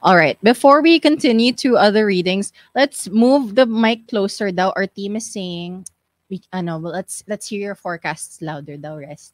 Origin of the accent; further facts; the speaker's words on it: Philippines; here growing up in the Philippines